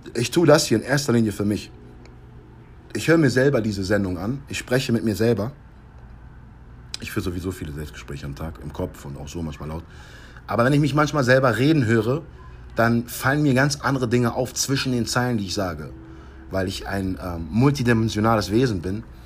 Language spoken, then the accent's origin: German; United States; moved away; meine Frau meine Heimat zu zeigen, nochmal schöne amerikanische Luft zu atmen